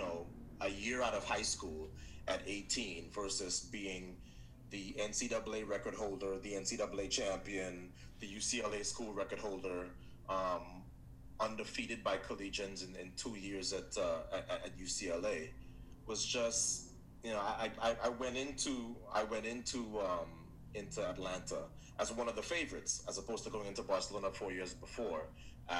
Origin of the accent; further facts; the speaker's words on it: Trinidad & Tobago; my home country of Trinidad